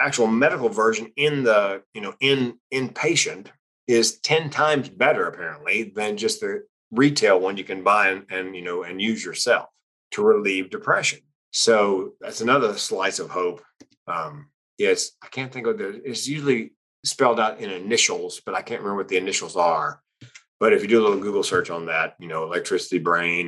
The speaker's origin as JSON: {"language": "English", "region": "North Carolina", "country": "United States", "tie": "born or raised there", "said": "I grew up in North Carolina"}